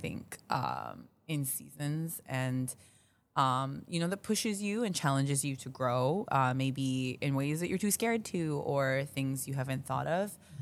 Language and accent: English; Minneapolis, Minnesota, United States; moved away as an adult; also born or lived in Daegu, South Korea; now in Chicago, United States; I was born in Tegu, South Korea, uh, but I grew up in Minneapolis